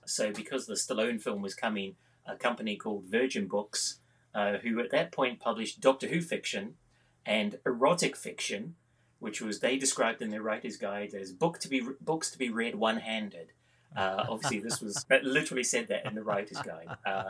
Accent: New Zealand; now in Scotland, United Kingdom; I've been writing for a very long time. I grew up in New Zealand. I've got a very well-travelled accent, as a consequence of which I've lived in the UK 33 years and in Scotland 23 years

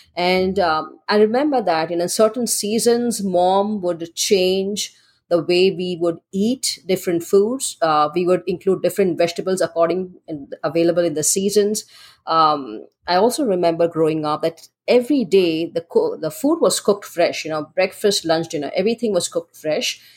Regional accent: Mumbai, Maharashtra, India; growing up in India, in Mumbai

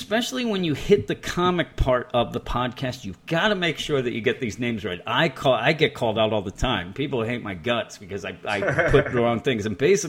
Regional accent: Philadelphia, Pennsylvania, United States; I'm from the Philadelphia area.

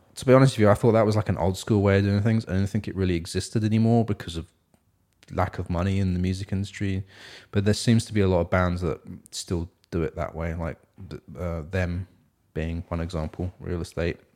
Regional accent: England, United Kingdom; now in Seattle, United States; I'm from England as well

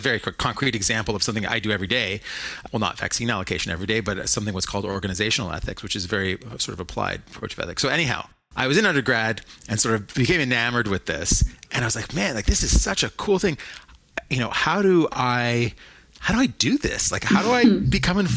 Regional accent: Toronto, Ontario, Canada; also born or lived in Montreal; I grew up in Toronto

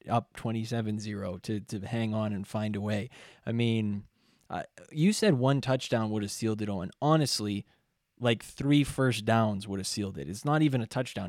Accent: Canada; We're Canadian

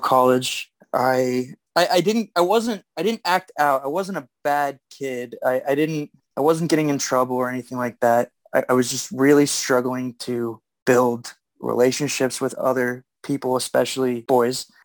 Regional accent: Erie, Pennsylvania, United States; now in Pittsburgh, United States; I'm born and raised in Erie, Pennsylvania. I live in Pittsburgh now

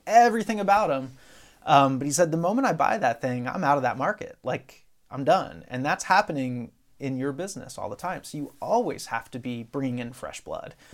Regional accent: Dover, Pennsylvania, United States; I grew up in Pennsylvania, South Central P A, a little town called Dover, uh, which is not too far from Harrisburg

